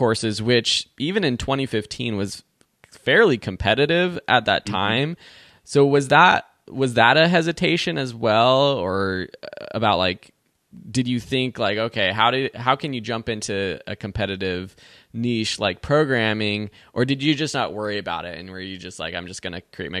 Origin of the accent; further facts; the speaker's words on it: California, United States; I have an accent to some people too. I'm from California and I've gotten reviews about people who say that I talk funny.